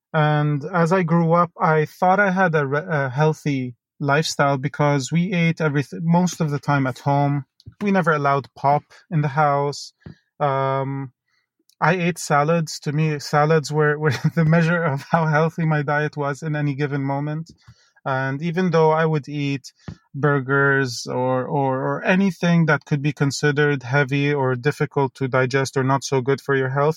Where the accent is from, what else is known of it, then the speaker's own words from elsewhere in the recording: Dubai, United Arab Emirates; I grew up in Dubai. I was born there to polar opposite parents